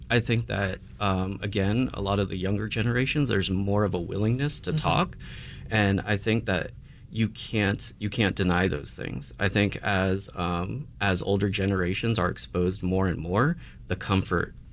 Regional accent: United States; you know as Filipino Americans uh, we do kind of carry these.

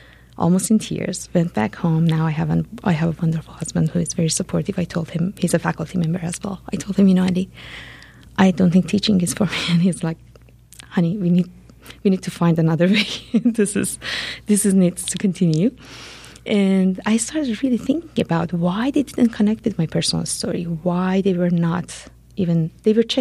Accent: Iran; moved away as an adult; now in United States; I'm originally from Iran. I came to U.S. in 2003 as a grad student

